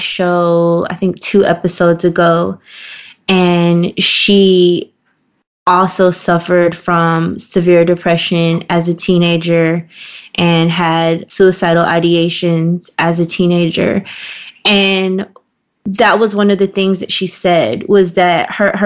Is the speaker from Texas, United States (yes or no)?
yes; Waco, Texas, United States; we lived in the same small city. So, like, we lived in, you know, I'm from Waco